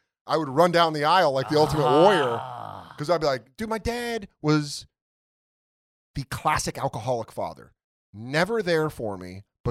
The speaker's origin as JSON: {"language": "English", "town": "Aurora", "region": "Colorado", "country": "United States", "tie": "born or raised there", "also_born_or_lived": "Connecticut / Marin County, California", "said": "I was born in Connecticut, grew up in Aurora"}